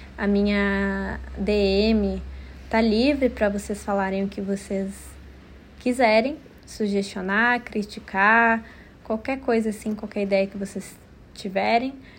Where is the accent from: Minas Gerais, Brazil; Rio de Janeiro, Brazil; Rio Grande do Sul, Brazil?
Rio Grande do Sul, Brazil; Porto Alegre; eu nasci em Porto Alegre, no Rio Grande do Sul